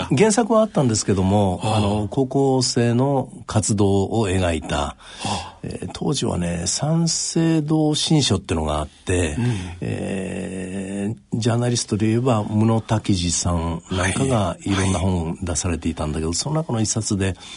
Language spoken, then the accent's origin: Japanese; Kyoto, Japan; also born or lived in Tokyo / Ibaraki, Osaka; 生まれは京都で父親が労働組合の仕事やってたもんですから、えー、幼稚園の時に東京の新大久保に移って、えー、小学校4年で京都にまた戻って、はい、大阪の茨木市というところで茨城小学校、それから養成中学という学校に行きました